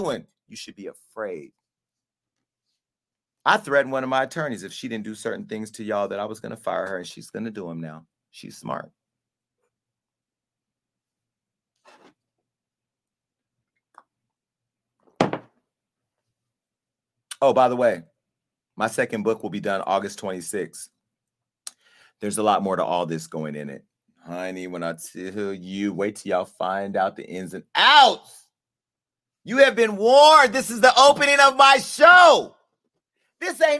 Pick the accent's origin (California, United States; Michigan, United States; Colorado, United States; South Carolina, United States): California, United States; Stockton; now in Los Angeles, United States; my hometown of Stockton up north by Oakland